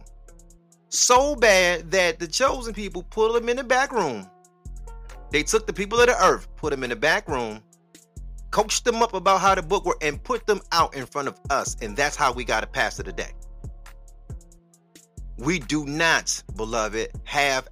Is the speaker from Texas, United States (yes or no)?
no; Detroit, Michigan, United States; I'm from Detroit